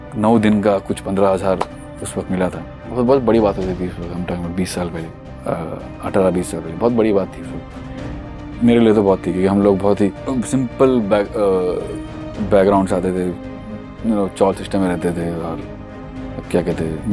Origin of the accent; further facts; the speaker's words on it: Mumbai, Maharashtra, India; मैं बॉम्बे का ही पला बड़ा हूँ मुंबई शहर का पला बड़ा लड़का हूँ